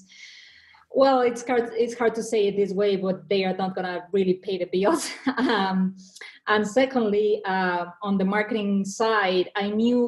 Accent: Mexico; English is a second language; moved away as an adult; also born or lived in Argentina / New York; now in United States; I was born and raised in Mexico

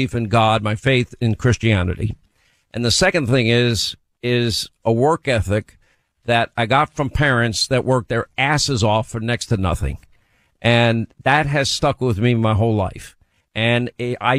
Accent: New York, United States; I grew up in New York

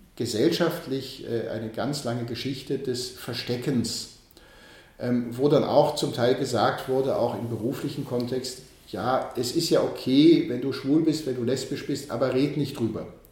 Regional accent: Archdiocese of Cologne, North Rhine-Westphalia, Germany; moved away as an adult; also born or lived in Bonn; now in Vienna, Austria; ich werde wieder zurückgehen in die Diözese Köln, in meine Heimat, ins Rheinland

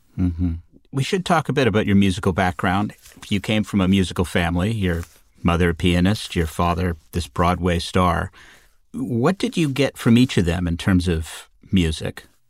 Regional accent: Southern Ontario, Canada; I grew up in Southern Ontario

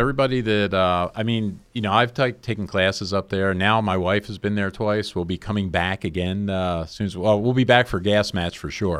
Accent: New Jersey, United States; now in San Diego, United States; because I grew up in New Jersey, and we used to get thunderstorms every summer, and I really miss those because we really don't get them out here in San Diego.

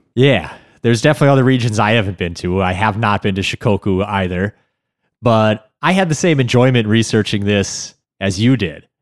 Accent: United States; as an American

